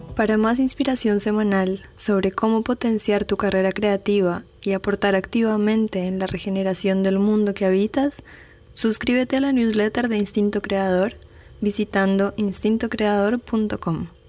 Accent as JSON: {"language": "Spanish", "town": "Medellín", "region": "Antioquia", "country": "Colombia", "moved": "as an adult", "lives_now": "Buenos Aires, Argentina", "said": "estando ya casi seis años fuera de Colombia, como que seguía presente en Medellín"}